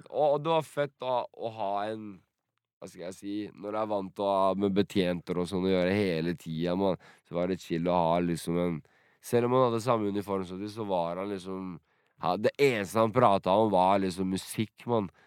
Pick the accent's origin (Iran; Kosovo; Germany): Kosovo; Drenica; now in Norway; Siden det er min første mann, Drenica-mann, det her det er der jeg er fra, i Kosovo.